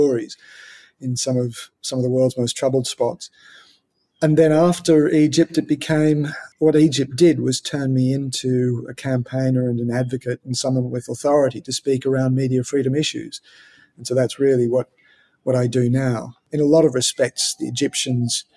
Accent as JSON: {"language": "English", "country": "Australia", "said": "as an Australian"}